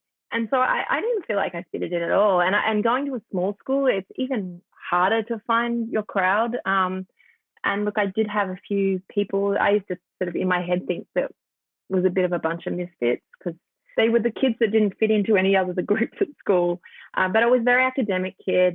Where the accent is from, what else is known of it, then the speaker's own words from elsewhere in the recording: Tenterfield, New South Wales, Australia; I grew up in a little town called Tantafield, which is, I guess, a land of kind of stark contrast in the fact that it's on the Dividing Range.